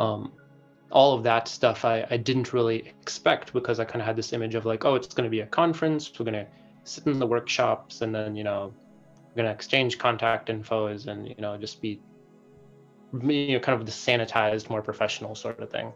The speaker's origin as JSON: {"language": "English", "town": "Madison", "region": "Wisconsin", "country": "United States", "tie": "born or raised there", "said": "I was born and raised in Madison, Wisconsin"}